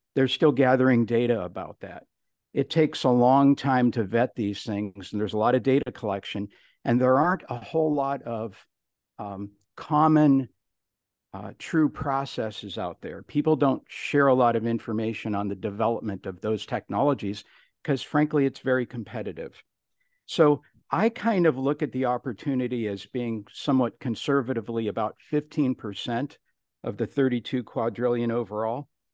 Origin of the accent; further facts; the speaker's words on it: Cleveland, Ohio, United States; I'm from Cleveland, Ohio, the rock and roll capital of the world